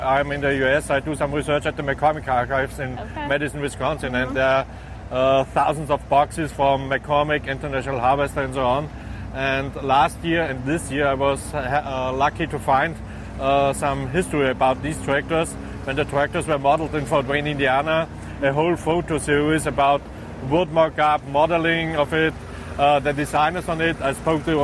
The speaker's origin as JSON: {"language": "English", "country": "Austria", "second_language": "English", "said": "I'm from Austria"}